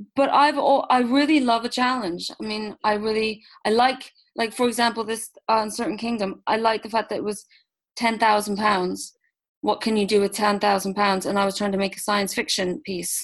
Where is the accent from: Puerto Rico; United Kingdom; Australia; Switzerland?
Switzerland; moved away; I grew up in Switzerland